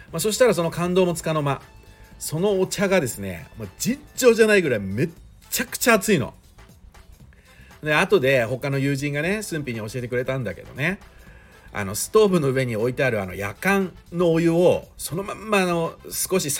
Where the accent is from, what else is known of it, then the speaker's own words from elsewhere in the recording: Shizuoka, Japan; accent: Shizuoka dialect; 静岡弁が出ちゃったんですね